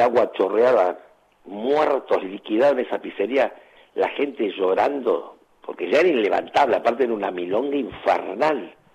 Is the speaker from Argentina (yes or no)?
yes; Argentina; moved away as an adult; also born or lived in Santos, Brazil / Sweden